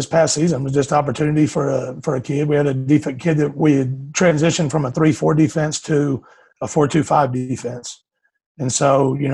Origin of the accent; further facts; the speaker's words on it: Houston, Texas, United States; also born or lived in Eastern New Mexico University; I grew up in Houston, Texas, just outside of Katy